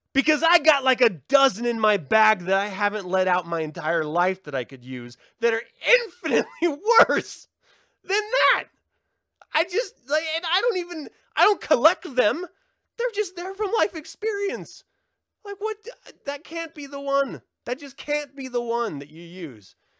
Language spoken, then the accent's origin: English; Salt Lake City, Utah, United States; growing up in Salt Lake City